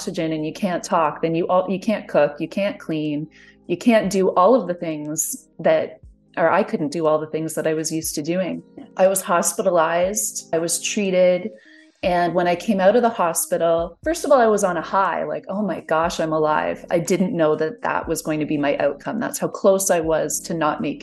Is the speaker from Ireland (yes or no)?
no; Canada; I'm Canadian